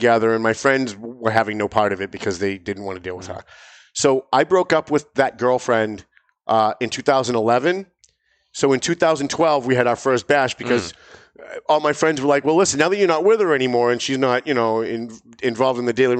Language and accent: English; Lawrence, Massachusetts, United States; moved away as an adult; I grew up in Lawrence when Lawrence went from being a pretty great city to a pretty crappy city. And I was there for the transition, and I was there long after the transition.